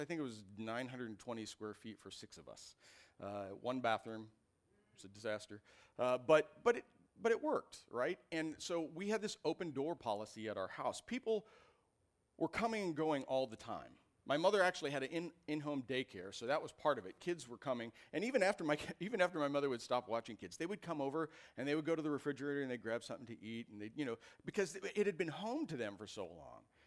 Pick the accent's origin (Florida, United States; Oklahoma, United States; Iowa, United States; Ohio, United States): Iowa, United States; moved away as an adult; I grew up in Iowa.